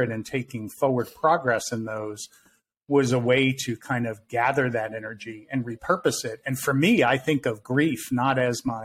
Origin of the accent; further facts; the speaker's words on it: New York, United States; growing up in the Northeast and in New York